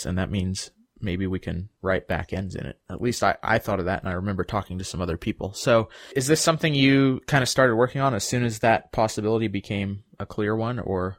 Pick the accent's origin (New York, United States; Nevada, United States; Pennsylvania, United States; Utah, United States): Utah, United States; Salt Lake City; from Salt Lake City.